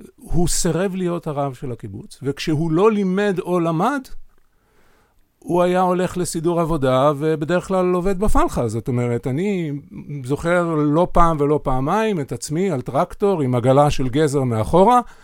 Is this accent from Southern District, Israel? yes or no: yes; Sa'ad, Southern District, Israel; אני בן קיבוץ, אה, בן קיבוץ סעד, קיבוץ דתי ב, בנגב הצפוני